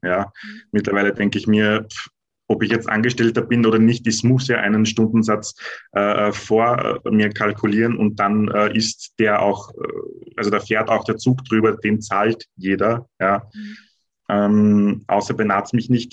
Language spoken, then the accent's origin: German; Austria; bei uns in Österreich